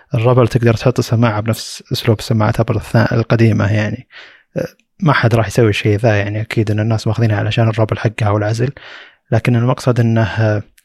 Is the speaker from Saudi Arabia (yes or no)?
yes; Saudi Arabia; عندنا في السعوديه